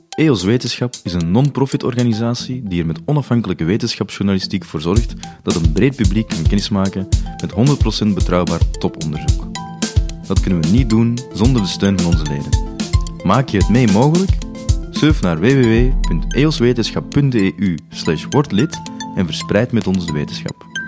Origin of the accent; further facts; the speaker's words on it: Flanders, Belgium; bij ons in Vlaanderen